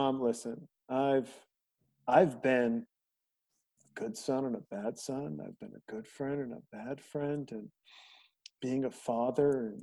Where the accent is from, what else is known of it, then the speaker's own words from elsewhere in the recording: Montana, United States; I'm a kid from Montana. I made my own bullets to go shoot deer